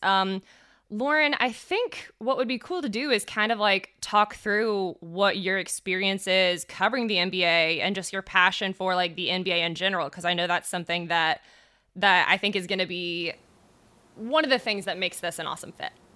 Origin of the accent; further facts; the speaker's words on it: Fayetteville, Georgia, United States; I'm from an hour south. I'm from Fayetteville, Georgia.